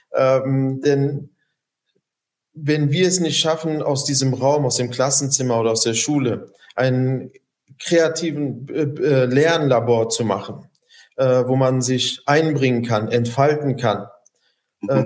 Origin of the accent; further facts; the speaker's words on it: Germany; als Deutsche bezeichnen, weil wir hier aufgewachsen sind oder auch einen deutschen Pass haben